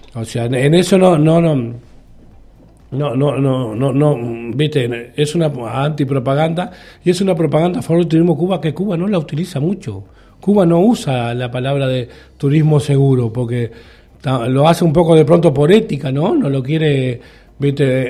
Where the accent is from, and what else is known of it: Uruguay